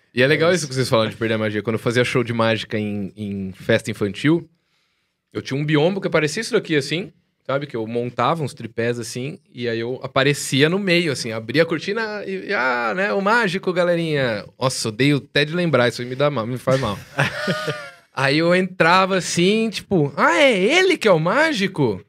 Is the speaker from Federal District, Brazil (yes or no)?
no; Jaú, São Paulo, Brazil; Jaú, que é a minha cidade natal